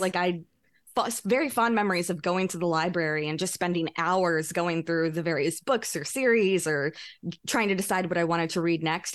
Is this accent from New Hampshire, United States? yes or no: no; Louisiana, United States; moved away as an adult; now in New York, United States; I have a lot of great friends still from my childhood growing up in Louisiana.